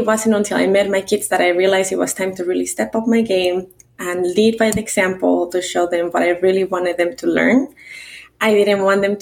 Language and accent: English; Mexico City, Mexico; English is a second language; now in United States; I was born and raised in Mexico City in a very traditional culture with a very traditional dad. I moved to the States without speaking the language